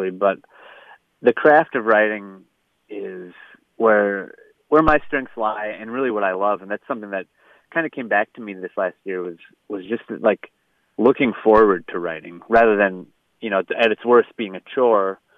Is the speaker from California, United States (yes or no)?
no; St. Paul, Minnesota, United States; the unofficial mayor of St. Paul. And it just caught on. Like, people started using that and calling me that. And, you know, I have a lot of pride for my hometown.